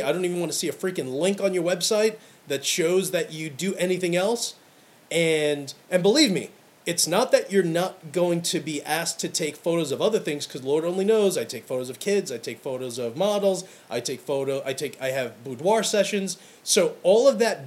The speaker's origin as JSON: {"language": "English", "town": "New York City", "region": "New York", "country": "United States", "tie": "born or raised there", "said": "Growing up in Brooklyn"}